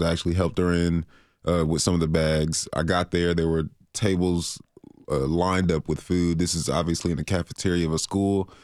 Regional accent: Florida, United States; moved away; I'm from Florida

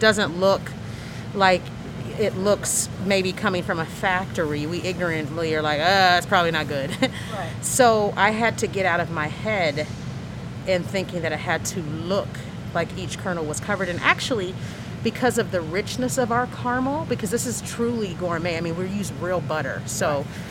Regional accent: Fort Wayne, Indiana, United States; born or raised there; now in Bloomington, United States

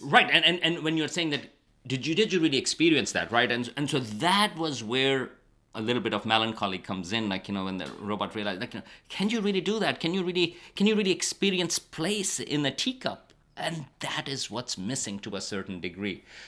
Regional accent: Karachi, Sindh, Pakistan; moved away as an adult; now in United States; I grew up in Karachi

